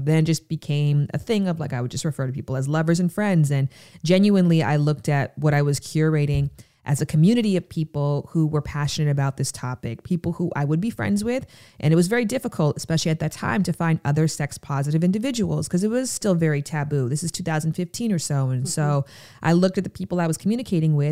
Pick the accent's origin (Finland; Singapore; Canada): Canada; Pickering, Ontario; I'm from Pickering, Ontario, Canada. And so I went to the Pickering Library over summer